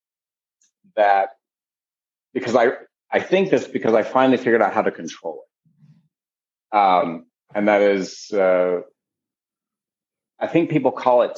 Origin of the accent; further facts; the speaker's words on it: Colville, Washington, United States; also born or lived in Midwest / Olympia, Washington / Seattle, Washington; we moved out to Washington State when I was about three and purchased raw land and built a whole homestead on the land